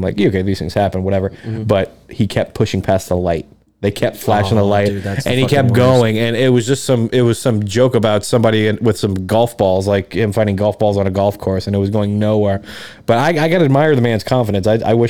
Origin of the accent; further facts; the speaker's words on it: Atlanta, Georgia, United States; born there; also born or lived in Louisiana / New Orleans / Baton Rouge; I was born in Atlanta